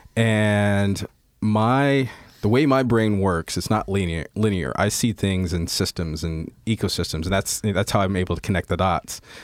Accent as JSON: {"language": "English", "town": "Indianapolis", "region": "Indiana", "country": "United States", "tie": "born or raised there", "said": "I grew up in the Midwest, um, wow, uh, Indianapolis, Indiana, and, uh, was raised mostly from the time I was seven till the time I was eighteen"}